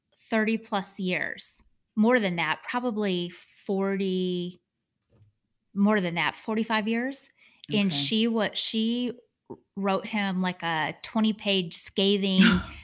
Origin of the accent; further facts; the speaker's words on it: Michigan, United States; I grew up in Michigan.